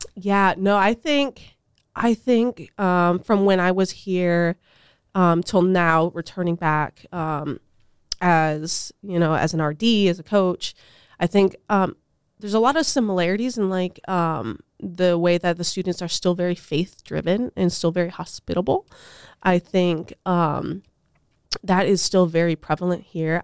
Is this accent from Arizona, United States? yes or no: yes; Tucson, Arizona, United States; now in Steubenville, United States; I'm originally from Tucson, Arizona